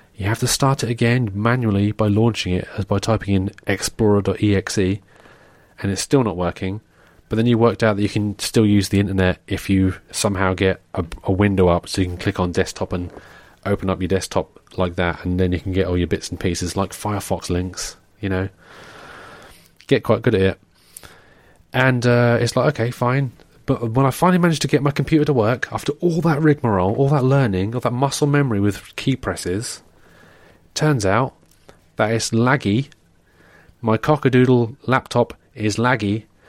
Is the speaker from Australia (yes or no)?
no; England, United Kingdom; an English person, we don't, you know, we're not, we, we don't wanna offend people, but we're also quite rude